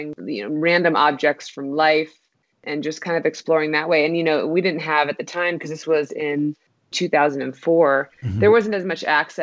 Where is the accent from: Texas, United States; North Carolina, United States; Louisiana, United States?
Texas, United States; Austin; now in Albuquerque, United States; I'm originally from Austin, Texas